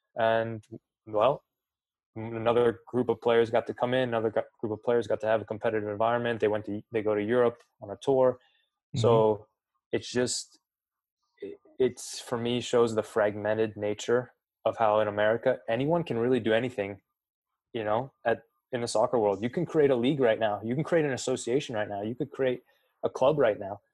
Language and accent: English; 45 minutes from LeBron James High School, Ohio, United States; I grew up 45 minutes from LeBron James High School